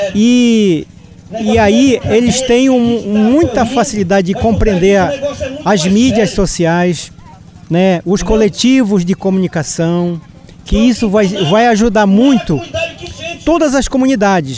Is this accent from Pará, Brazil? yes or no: yes; Arapiuns River, Pará, Brazil; afinal de contas eu sou daqui. Sou do Rio Arapiuns também